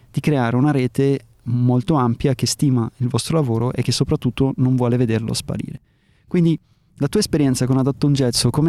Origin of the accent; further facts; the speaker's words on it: Germany; also born or lived in South America / North America / Australia; ho vissuto in America, ho vissuto in Sud America, in Nord America, ho vissuto in Australia o sono cresciuto in Germania.